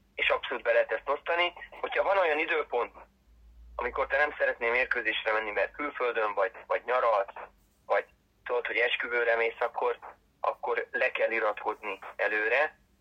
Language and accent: Hungarian; Balatonlelle, Somogy, Hungary; also born or lived in Siófok; fociztam már gyerekkoromtól fogva. Ö, gyerekkoromban Balaton lennén, aztán meg 15 éves koromtól fogva Siófokon